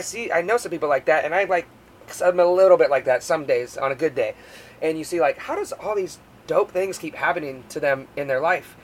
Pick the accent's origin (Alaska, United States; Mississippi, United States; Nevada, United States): Alaska, United States; moved away; growing up in Alaska on this island